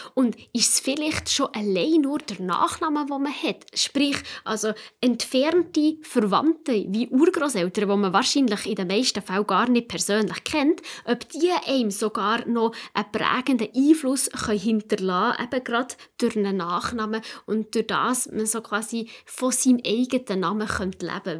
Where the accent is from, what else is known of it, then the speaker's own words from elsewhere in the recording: Switzerland; bei uns in der Schweiz